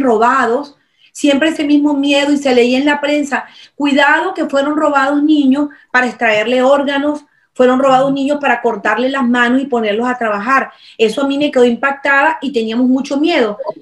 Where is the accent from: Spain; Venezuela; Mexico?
Venezuela; mi experiencia como venezolana, como madre de hace un poquito más de 30 años